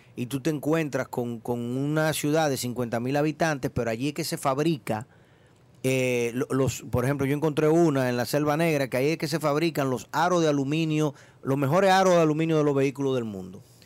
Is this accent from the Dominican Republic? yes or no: yes; Dominican Republic; yo como dominicano salgo de acá